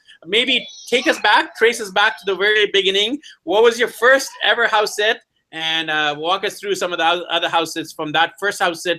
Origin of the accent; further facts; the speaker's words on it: Vancouver, British Columbia, Canada; And my background is actually Indian. I'm born and raised in Vancouver, BC, Canada, but I'm Indian ethnicity.